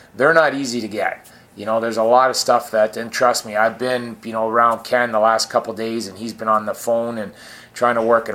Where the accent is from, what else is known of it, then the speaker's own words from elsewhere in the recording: Scarborough, Ontario, Canada; moved away; grew up in Scarborough where I'm from